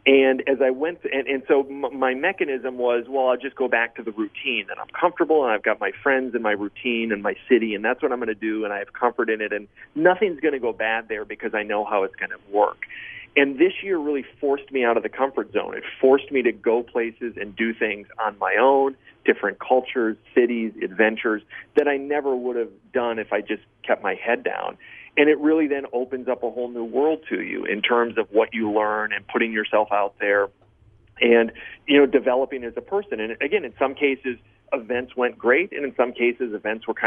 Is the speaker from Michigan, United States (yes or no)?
yes; Michigan, United States; moved away; growing up in Michigan